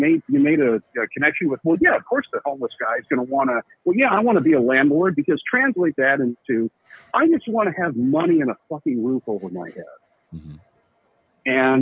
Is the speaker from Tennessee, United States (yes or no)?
no; Fresno, California, United States; Brothers and sisters … from Fresno, and I'm calling from Minneapolis right now.